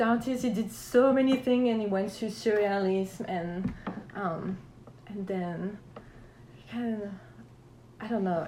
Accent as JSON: {"language": "English", "area": "tiny village on the border with Germany", "region": "Grand Est", "country": "France", "tie": "born or raised there", "also_born_or_lived": "Strasbourg, France", "second_language": "English", "moved": "as an adult", "lives_now": "Savannah, United States", "said": "I'm from a tiny, tiny village"}